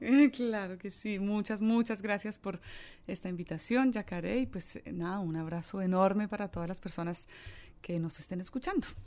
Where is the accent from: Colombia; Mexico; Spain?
Colombia; also born or lived in Ireland; yo culturalmente me siento muy, muy colombiana, porque estoy allí desde mis dos años.